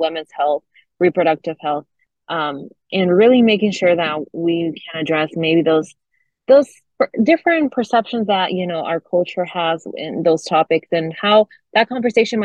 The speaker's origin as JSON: {"language": "English", "country": "Argentina", "first_language": "Spanish", "second_language": "English", "moved": "yes", "lives_now": "Michigan, United States", "said": "As a Latina myself, I'm Argentinian, and my first language is Spanish"}